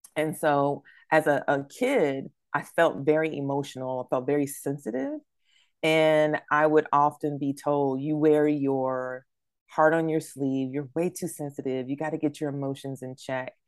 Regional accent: New Bern, North Carolina, United States; moved away; my hometown of New Bern

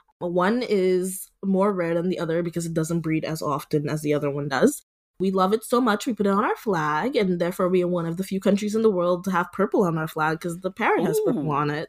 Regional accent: Dominica; now in San Francisco, United States; I am from the Commonwealth of Dominica in the Caribbean. It's not the Dominican Republic, I promise.

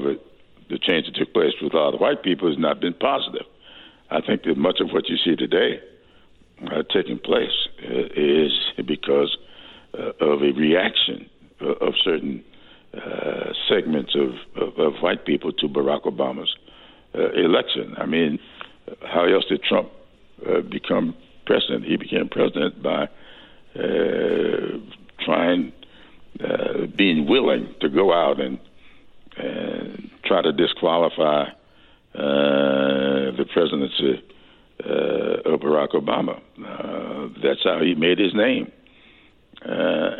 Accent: Sumter, South Carolina, United States; I grew up in Sumter, South Carolina

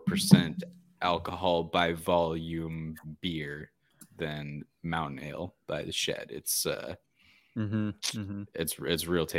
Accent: Phoenix, Arizona, United States; Born and bred in Phoenix, Arizona.

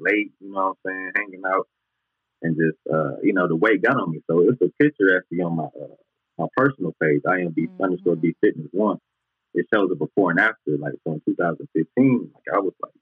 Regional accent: Detroit, Michigan, United States; I'm from Southwest Detroit

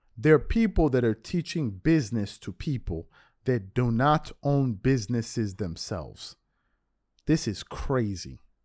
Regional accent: East Coast, United States; moved away; I'm from the East Coast

